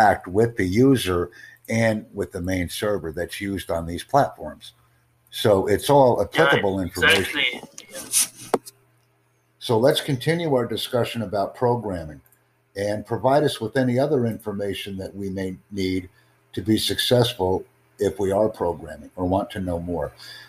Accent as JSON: {"language": "English", "country": "United States", "said": "You know where I'm from. You can tell by my English. Please."}